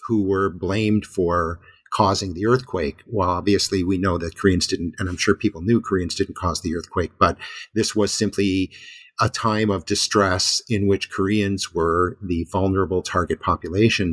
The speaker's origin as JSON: {"language": "English", "country": "United States", "moved": "yes", "lives_now": "Japan", "said": "I'm an American"}